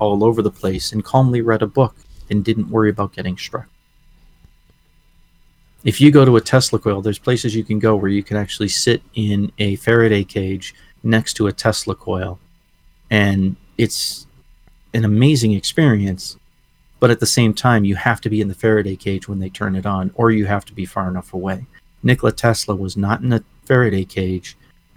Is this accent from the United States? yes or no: yes; New England, United States; You and I grew up in New England